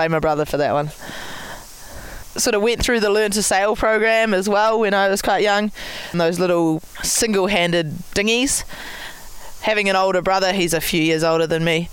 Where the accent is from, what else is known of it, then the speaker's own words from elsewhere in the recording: Marlborough Sounds, New Zealand; I grew up in the Marlborough Sound, so it's at the very top of the South Island of New Zealand